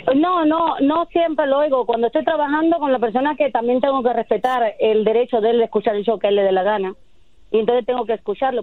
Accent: Cuba; moved away as an adult; Yo soy de Cuba y, llevo aquí 24 años.

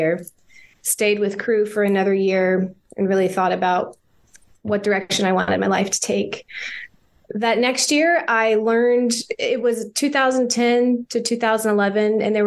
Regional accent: Jacksonville, Florida, United States; also born or lived in Gainesville, Florida; I'm originally from Jacksonville, Florida. So Florida native

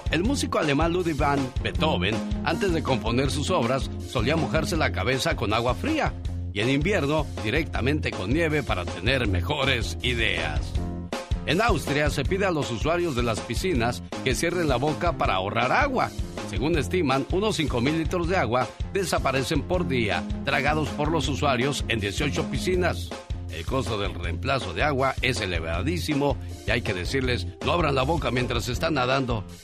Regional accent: Zitácuaro, Michoacán, Mexico; moved away; Un día salí de Zitácuaro, Michoacán. Pero Zitácuaro, Michoacán nunca salió de mí.

